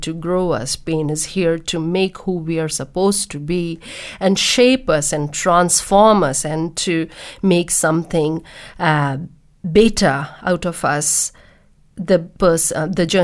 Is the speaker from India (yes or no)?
yes; India; born in India and I got married at 21